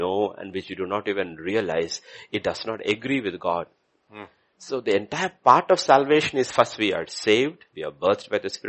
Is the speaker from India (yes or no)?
yes; India; I'm Indian.